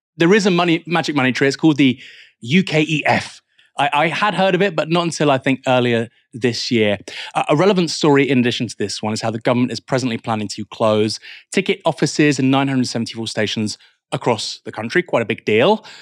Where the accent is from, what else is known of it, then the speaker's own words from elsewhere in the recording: Bournemouth, South West England, United Kingdom; now in Portsmouth, United Kingdom; I'm from Bournemouth